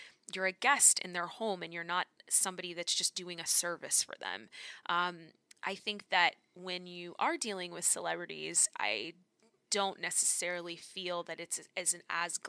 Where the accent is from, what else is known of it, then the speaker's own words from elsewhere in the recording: Orlando, Florida, United States; moved away as an adult; also born or lived in Los Angeles; now in Toronto, Canada; I grew up in Orlando